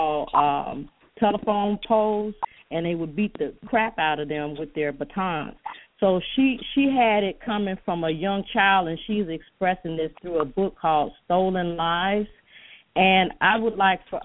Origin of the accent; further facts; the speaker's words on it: Chicago, Illinois, United States; I grew up in Chicago, two blocks from the Final Call